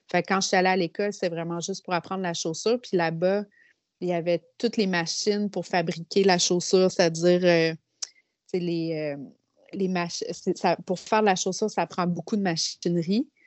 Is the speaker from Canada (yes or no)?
yes; Quebec City, Quebec, Canada; Ben, en fait, euh, moi, je viens de la ville de Québec.